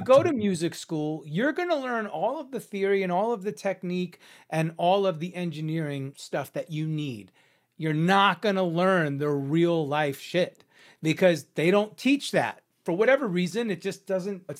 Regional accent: New York, United States; now in Los Angeles, United States; I'm from New York. I'm a Cuban Italian New Yorker

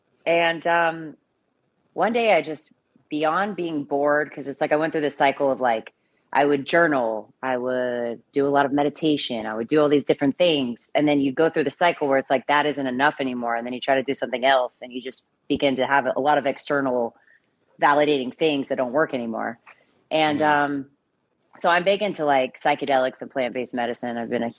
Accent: Austin, Texas, United States; now in New York, United States; Yeah. Or so what New York? I did my undergrad at UT in Austin. I did radio, television, film, and I started doing films in Austin, kind of, you know, indies and short films

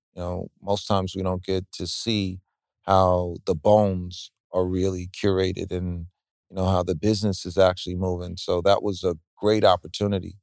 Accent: New York, United States; me as being a New Yorker

